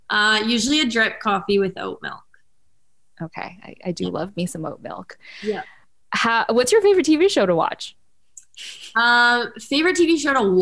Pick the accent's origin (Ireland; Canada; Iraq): Canada; Ottawa, Ontario; I was born in Ottawa.